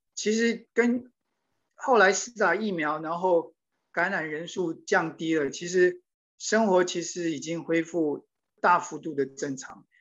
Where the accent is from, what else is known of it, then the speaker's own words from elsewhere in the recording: Taiwan; moved away as an adult; also born or lived in New York, United States; now in Washington, D.C., United States; 我当然来自台湾，然后也很关心台湾的